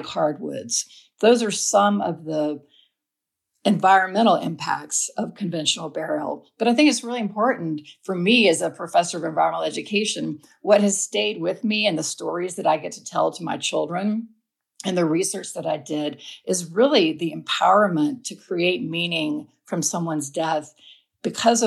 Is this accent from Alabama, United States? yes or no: yes; Alabama, United States; now in Asheville, United States; I live in Asheville, North Carolina, but I grew up in Alabama